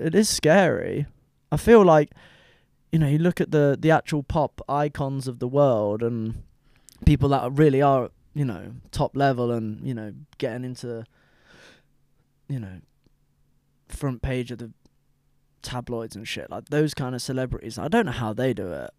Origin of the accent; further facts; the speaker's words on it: United Kingdom; I'm British